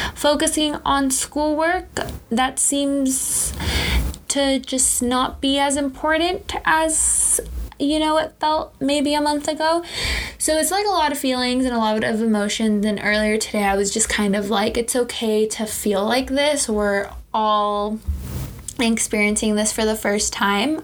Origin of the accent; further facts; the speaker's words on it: Southern California, United States; I'm 22. I'm from Southern California